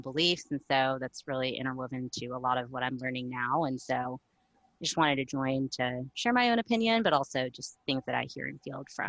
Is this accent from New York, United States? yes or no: no; Arlington, Virginia, United States; I'm from Arlington, Virginia.